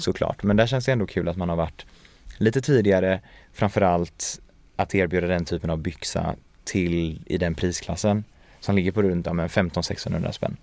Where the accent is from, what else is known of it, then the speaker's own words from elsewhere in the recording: Sweden; also born or lived in Paris / Gothenburg; Jag är ju uppvuxen i, i Sverige